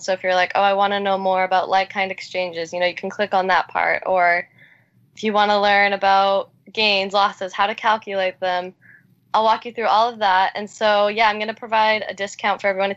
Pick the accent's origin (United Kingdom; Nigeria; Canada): Canada; I was born and raised in Canada